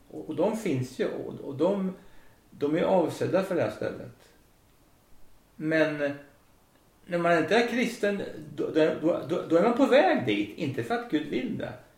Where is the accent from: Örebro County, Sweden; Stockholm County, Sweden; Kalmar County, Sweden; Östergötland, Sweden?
Östergötland, Sweden; Söderköping; Jag växte upp i Söderköping